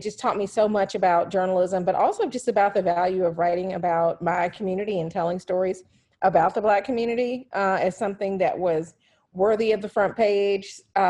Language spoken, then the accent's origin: English; Atlanta, Georgia, United States; moved away; being in Atlanta, which is my hometown